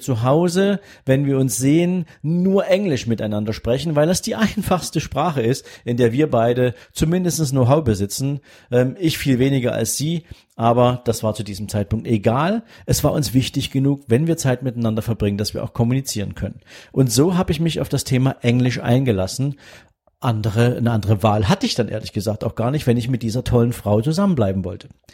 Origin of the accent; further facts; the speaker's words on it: Germany; first language German; ich bin Deutscher